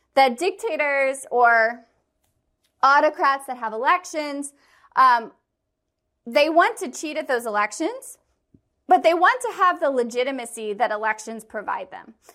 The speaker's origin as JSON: {"language": "English", "town": "Kansas City", "region": "Missouri", "country": "United States", "said": "I'm from Kansas City"}